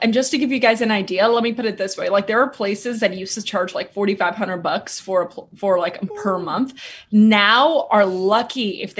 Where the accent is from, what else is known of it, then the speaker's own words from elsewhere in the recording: Clifton, New Jersey, United States; moved away as an adult; now in New York, United States; I've spent the last decade here in New York. I grew up in New Jersey, but I'm ashamed